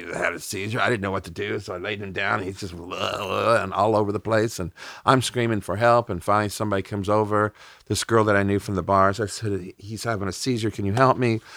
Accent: United States; as an American

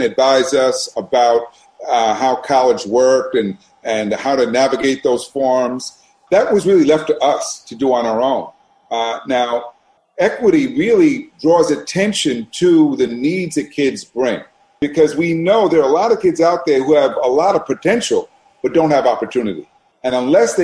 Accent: New York City, New York, United States; I grew up in New York City. I grew up in Brooklyn, Brooklyn, New York, a neighborhood called Brownsville

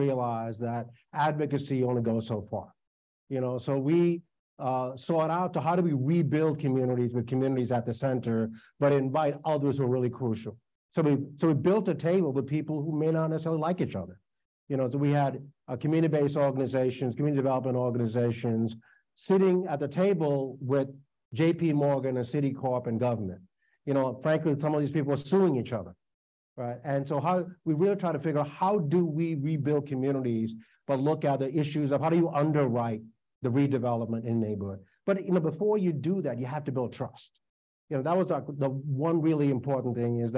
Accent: Sri Lanka; also born or lived in New York; now in United States; I was born in Sri Lanka. My family left there, one of only two lotteries to leave that country before the beginning of the Civil War

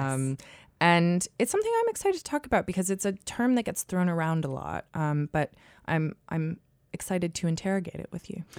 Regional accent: United States; moved away as an adult; now in United Kingdom; I certainly grew up in a culture in America

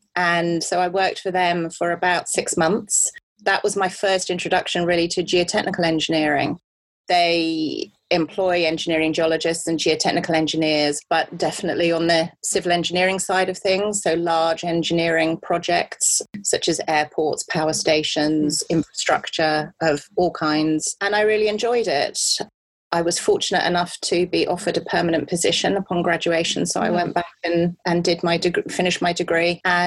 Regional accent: United Kingdom; moved away as an adult; also born or lived in Cardiff / Australia / United States; I grew up near London

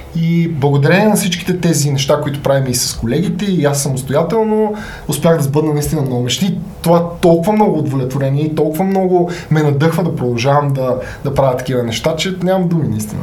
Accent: Sofia, Sofia City, Bulgaria; на 32 години съм от София

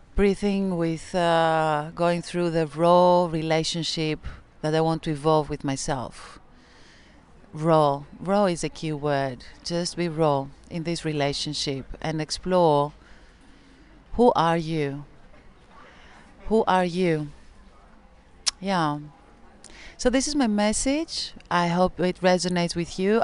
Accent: Greece; I come from Greece.

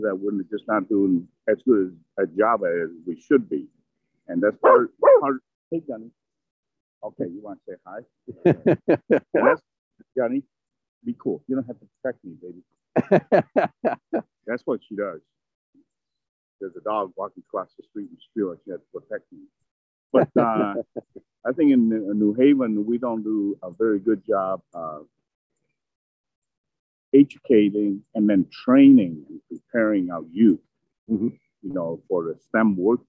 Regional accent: Minneapolis, Minnesota, United States; also born or lived in Vietnam; Minneapolis, suburb Minneapolis. And I was a Vietnam War refugee when I was a teenager.

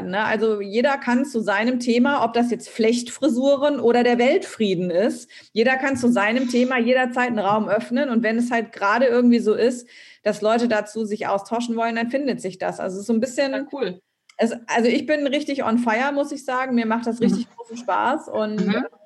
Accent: Thuringia, Germany; Also geht es mir auch, ich komme aus Thüringen.

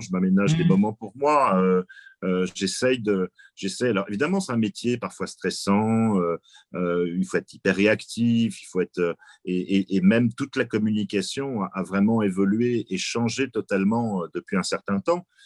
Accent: France; chez nous en France

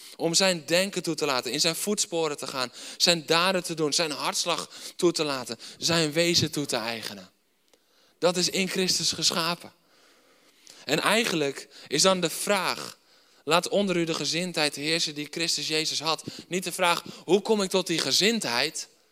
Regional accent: Netherlands

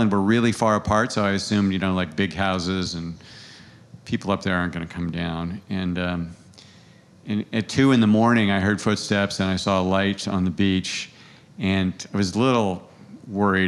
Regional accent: Santa Cruz, California, United States; now in New York, United States; I grew up in Santa Cruz, California

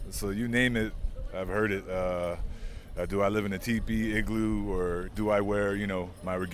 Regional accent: Portland, Oregon, United States; part of Chief Rocks, Original Roots, uh, from Canada, uh, Goodfish Lake, Alberta. … from Portland, Oregon.

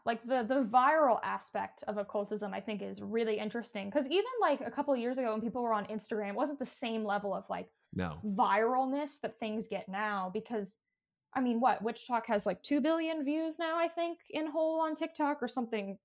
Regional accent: Appalachia, United States; I grew up in Appalachia

